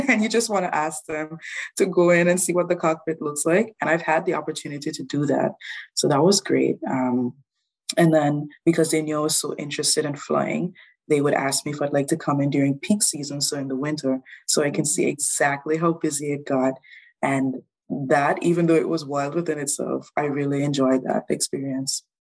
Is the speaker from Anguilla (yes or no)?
yes; Anguilla; moved away as an adult; now in New Brunswick, Canada; I'm originally from Anguilla, very small island